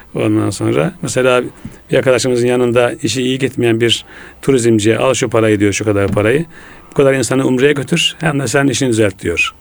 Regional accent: Ulubey, Ordu, Turkey; moved away as an adult; now in Istanbul, Turkey; ben 1961 senesinde Ordu'da doğdum. Ulubey Ohtamış köyünde. Ee, memleketimde ilkokul, ortaokul, liseyi bitirdikten sonra

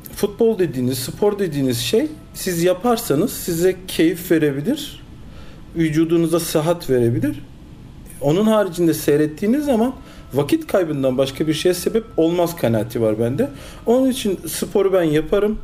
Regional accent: Istanbul, Turkey; also born or lived in Cologne, Germany; 1971 Köln Almanya doğumluyum. 6 yaşına kadar Almanya'da kaldım. Ondan sonra Türkiye'ye geldim. İlk öğretim, orta öğretim İstanbul'da tamamladım.

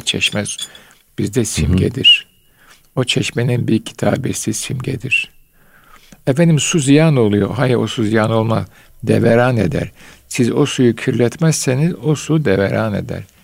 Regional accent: Istanbul, Turkey; ben Bayezid'de doğdum.

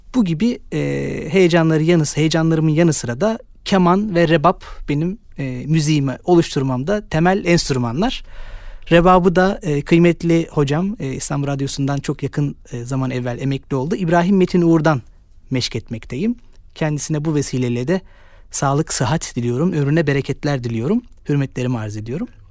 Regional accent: Istanbul, Turkey; Ben e, 92 İstanbul doğumluyum. Eski İstanbul'da, Suriçin'de doğdum büyüdüm.

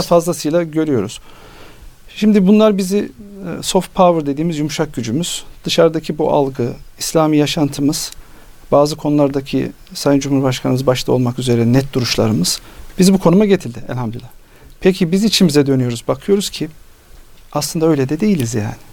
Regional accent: Nevşehir, Turkey; moved away; Biz Anadolu'da yaşadık. Nevşehirliyiz.

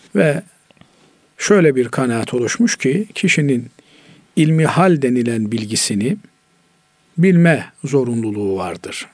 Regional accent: Black Sea Region, Turkey; bizim Karadeniz'de mısır ağırlıklı insanlar beslenir

